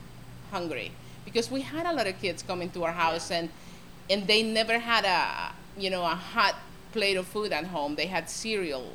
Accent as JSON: {"language": "English", "country": "Honduras", "moved": "as an adult", "said": "I'm from Honduras. I'm new to this country. You know, I've been here for 23 years"}